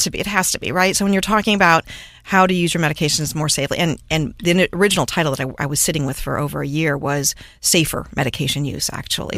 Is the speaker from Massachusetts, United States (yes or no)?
no; Cleveland, Ohio, United States; moved away; I grew up in Cleveland, Ohio area